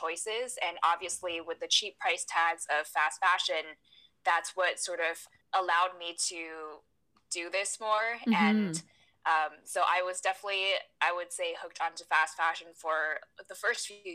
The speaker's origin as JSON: {"language": "English", "country": "Taiwan", "tie": "born or raised there", "said": "I was born and raised in Taiwan"}